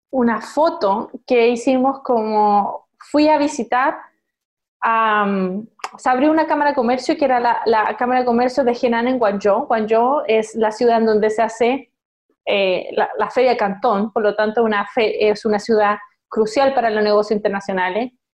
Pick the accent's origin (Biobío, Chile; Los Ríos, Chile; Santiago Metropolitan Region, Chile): Biobío, Chile; Concepción; moved away; also born or lived in China; yo nací en Concepción